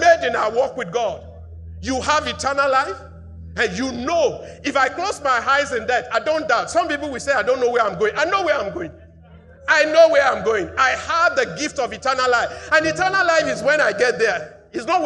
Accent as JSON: {"language": "English", "country": "Nigeria", "said": "I'm a Nigerian. I live under the constitution of Nigeria"}